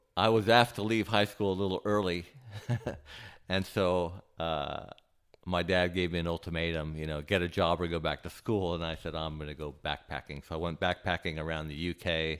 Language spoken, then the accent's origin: English; Santa Barbara, California, United States; moved away as an adult; also born or lived in Hawaii / Cayman Islands; now in Cleveland, United States; I grew up in Santa Barbara, California